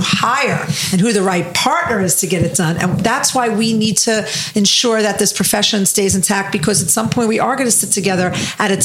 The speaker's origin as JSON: {"language": "English", "town": "New York City", "region": "New York", "country": "United States", "said": "I'm just from Brooklyn."}